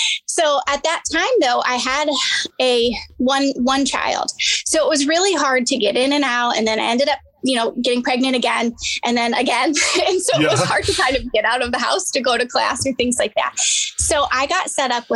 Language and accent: English; Cleveland, Ohio, United States; accent: Midwestern; moved away as an adult; now in Nashville area, United States; I grew up in kind of near Cleveland, Ohio